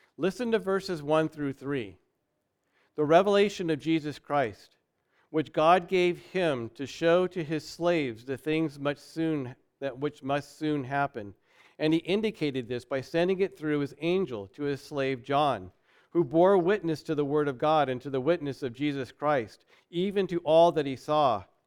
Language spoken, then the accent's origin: English; United States; we're American